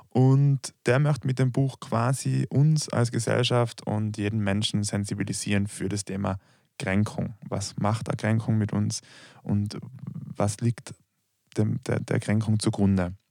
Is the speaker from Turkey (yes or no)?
no; Tyrol, Austria; accent: Tyrolean; Und wenn ich von wir spreche, dann merkt man schon einmal, ich spreche kein Deutsch.